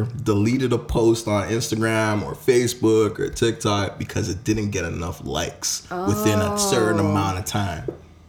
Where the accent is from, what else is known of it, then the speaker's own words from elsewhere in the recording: Jamaica; I am Jamaican